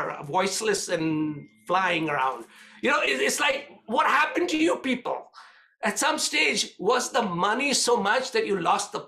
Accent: India; when I grew up in India

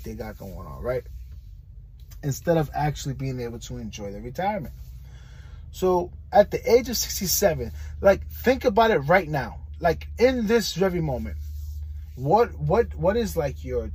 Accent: New York City, New York, United States; now in Florida, United States; I'm from New York City

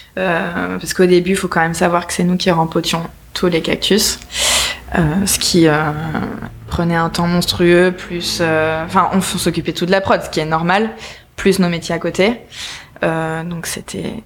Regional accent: Nice, Provence-Alpes-Côte d'Azur, France; on vient de Nice

